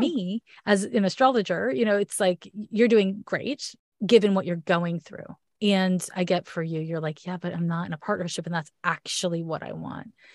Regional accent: Canada; accent: Canadian; my Canadian accent

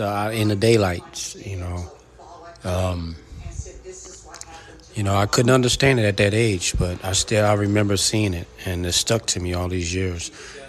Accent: Philadelphia, Pennsylvania, United States; now in Texas, United States; growing up in Philadelphia to move to Texas to change my life

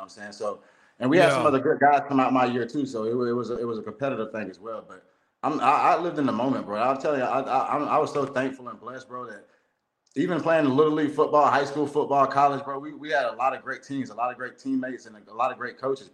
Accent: Lakeland, Florida, United States; I'm from Lakeland, Florida

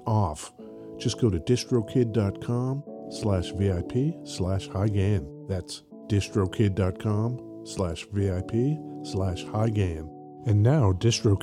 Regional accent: New Jersey, United States; moved away; I'm from New Jersey originally

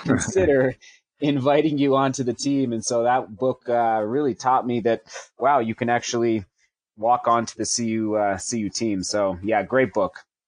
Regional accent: Buena Vista, Colorado, United States; I'm a B V kid, so I grew up in Buena Vista

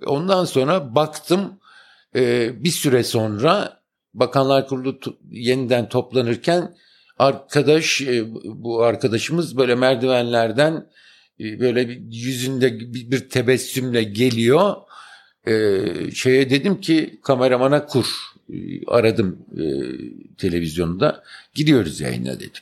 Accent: Ankara, Turkey; moved away as an adult; also born or lived in Istanbul / Eskişehir; ben aslında Ankaralıyım

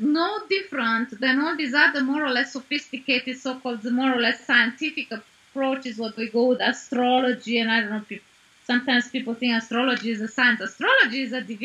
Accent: Arad, Arad County, Romania; my hometown. I was born in Arad in Romania

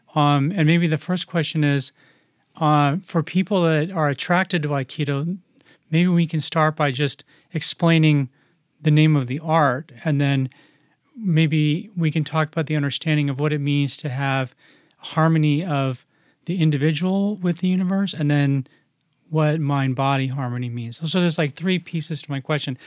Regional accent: United States; growing up in the United States

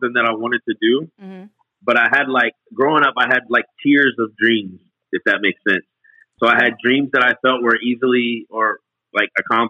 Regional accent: Greensboro, North Carolina, United States; I grew up in Greensboro, North Carolina

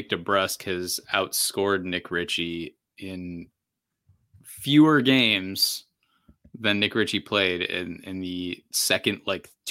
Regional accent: Canada; now in Boston, United States; I'm from I'm from Canada, so you know this isn't really that bad.

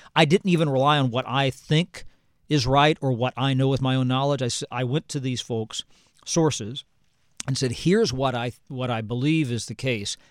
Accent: Jacksonburg, Ohio, United States; moved away as an adult; now in Washington, United States; Jacksonburg, Ohio, which is east of Oxford, smallest incorporated village in the state, population of fifty-two

